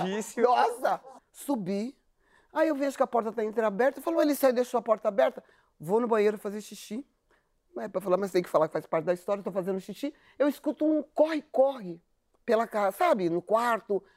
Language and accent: Portuguese; São Paulo, Brazil; eu sou da periferia de São Paulo